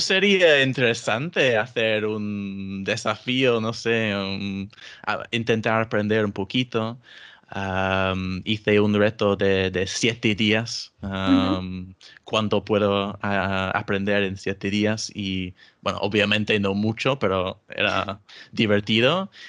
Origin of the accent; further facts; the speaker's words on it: England, United Kingdom; first language English; Spanish is a second language; soy inglés eh, británico